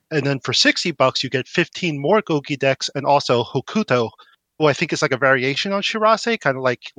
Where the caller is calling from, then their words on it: New Jersey, United States; from New Jersey.